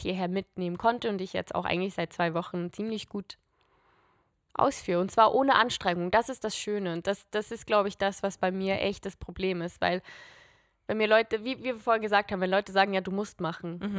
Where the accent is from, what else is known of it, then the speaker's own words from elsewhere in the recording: Switzerland; now in Zurich, Switzerland; ich bin Schweizerin und ich, ich komme aus einem Land mit vier Landessprachen und ich spreche einfach nur